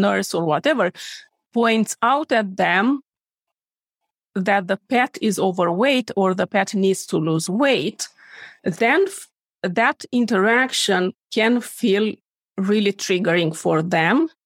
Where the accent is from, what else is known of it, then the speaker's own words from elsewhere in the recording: Romania; moved away as an adult; now in Sweden; I am born and raised in Romania, moved to Sweden to practice veterinary medicine 11 years ago.